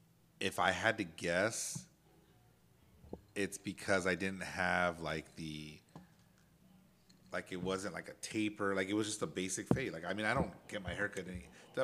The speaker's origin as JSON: {"language": "English", "region": "California", "country": "United States", "said": "So nobody called me out for being from California, but they knew I was from the West Coast because of my haircut."}